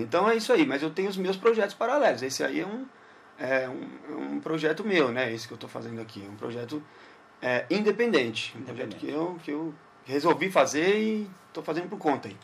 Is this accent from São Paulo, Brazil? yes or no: yes; São Paulo, Brazil; also born or lived in Guarulhos; Eu nasci em Guarulhos, Olha. moro em São Paulo desde que nasci praticamente, né? É. Nasci em Guarulhos e depois, logo em seguida, mudei para São Paulo.